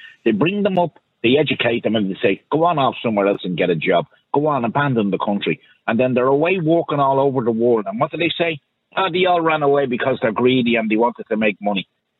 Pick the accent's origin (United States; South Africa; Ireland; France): Ireland; I'm a proud Irish man. I'm from a military family. I've had family on both sides in the struggle for independence in this country.